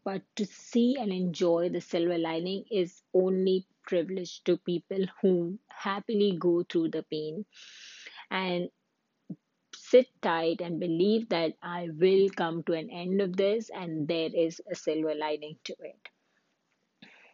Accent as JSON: {"language": "English", "country": "India", "moved": "as an adult", "lives_now": "Canada", "said": "I'm an Indian woman who lived in Canada."}